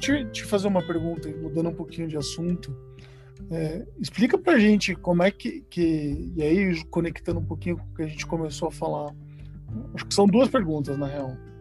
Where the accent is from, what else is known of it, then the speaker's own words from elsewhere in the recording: interior of São Paulo, Brazil; now in São Paulo, Brazil; eu vim do interior de São Paulo